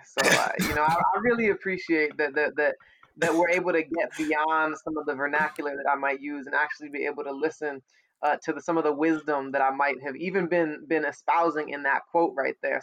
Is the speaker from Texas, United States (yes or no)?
no; St. Louis, Missouri, United States; I'm from St. Louis